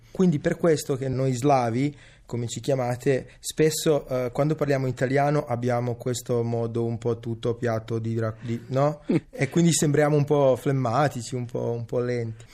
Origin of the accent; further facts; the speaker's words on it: Veneto, Italy; Italian is a second language; sono linguisticamente cresciuto nel Veneto. Io ho imparato l'italiano giocando a rugby a Mira e andando a scuola a Mestre